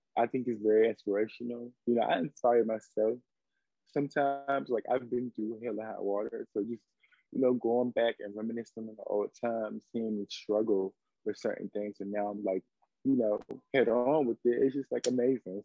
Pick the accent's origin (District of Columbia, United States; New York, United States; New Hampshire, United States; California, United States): District of Columbia, United States; Washington; now in Atlanta, United States; I'm from Washington, D.C., but I currently reside in Atlanta, Georgia.